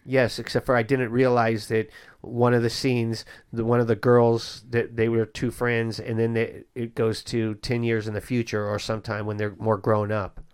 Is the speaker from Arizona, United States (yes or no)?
no; Bay Area, California, United States; I grew up in the Bay Area